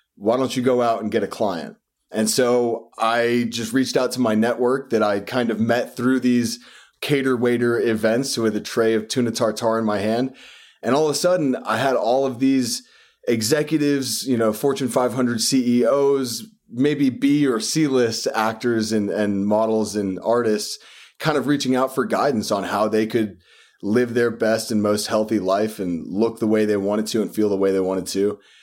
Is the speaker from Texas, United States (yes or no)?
yes; West Texas, United States; now in New York, United States; I was born and raised in West Texas